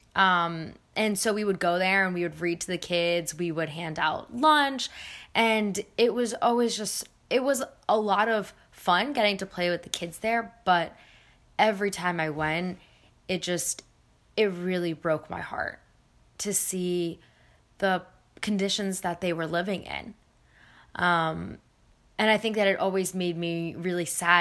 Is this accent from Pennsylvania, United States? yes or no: yes; Philadelphia, Pennsylvania, United States; also born or lived in New Zealand / India; I was born in New Zealand. Um, I grew up in Philadelphia, and my parents are originally from India. So, but I've been here since I was about uh, four.